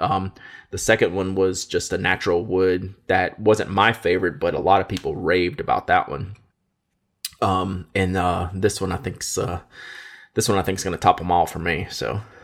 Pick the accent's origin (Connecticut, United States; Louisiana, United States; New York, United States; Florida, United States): Louisiana, United States; I'm from Louisiana